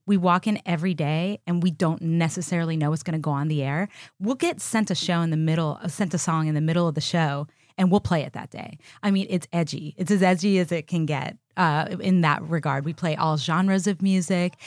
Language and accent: English; Miami, Florida, United States; also born or lived in Austin, Texas; now in Los Angeles, United States; my best friend growing up in Miami, Florida